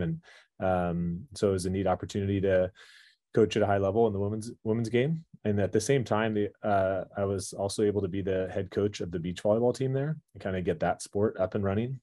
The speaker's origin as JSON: {"language": "English", "town": "Irvine", "region": "California", "country": "United States", "tie": "born or raised there", "lives_now": "Malibu, United States", "said": "growing up there until I was eighteen years old."}